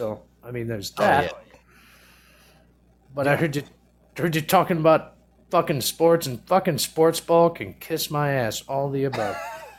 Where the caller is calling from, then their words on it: Fort Wayne, Indiana, United States; Fort Wayne, Indiana. Loving it.